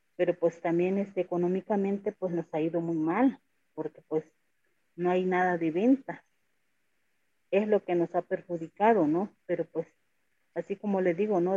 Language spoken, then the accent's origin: Spanish; San Pedro Amuzgos, Oaxaca, Mexico; ciertamente somos los únicos amusos que nos encontramos en el estado de Oaxaca